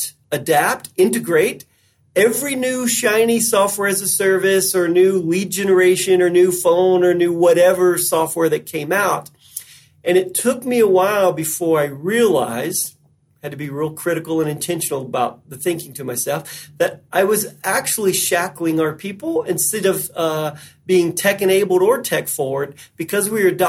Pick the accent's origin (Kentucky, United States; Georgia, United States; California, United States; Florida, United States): Kentucky, United States; Western; I was born in Western Kentucky. So of course I worked in the hay fields and the tobacco fields for a long time as a teenager